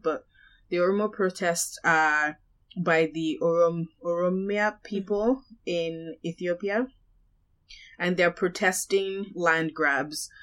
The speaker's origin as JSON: {"language": "English", "country": "Nigeria", "tie": "born or raised there", "moved": "yes", "said": "I grew up in Nigeria"}